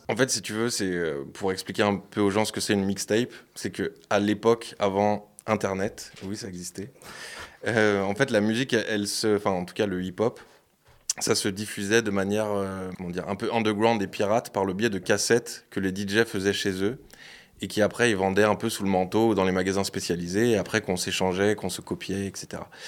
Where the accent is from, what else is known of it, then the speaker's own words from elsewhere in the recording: Lyon, Auvergne-Rhône-Alpes, France; je suis de Lyon